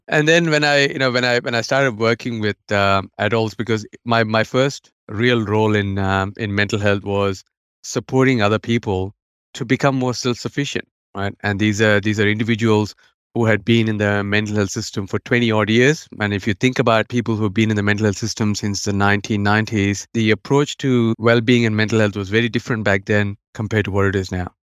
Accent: India; now in Australia; as you can tell from my accent, I w, I wasn't, you know, born in Australia. I've been raised overseas in India

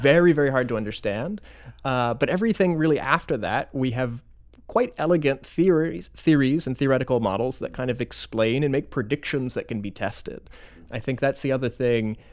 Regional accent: Florida, United States; now in Madison, United States; originally from Florida

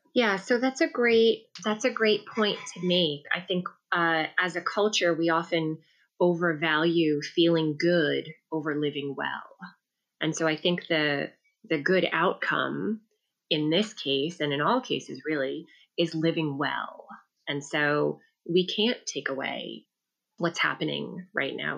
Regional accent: New York City, New York, United States; I grew up in New York City

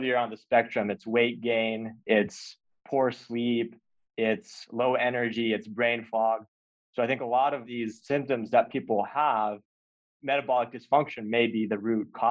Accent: Texas, United States; I grew up in Texas

